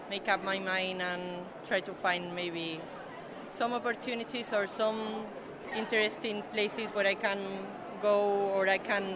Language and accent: English; Spain; moved away as an adult; now in United Kingdom; I mean, I'm from Spain. I already moved to the UK